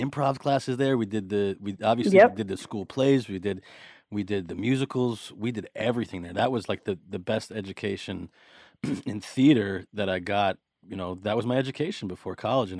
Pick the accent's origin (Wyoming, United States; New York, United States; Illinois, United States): New York, United States; New York City; growing up in Brooklyn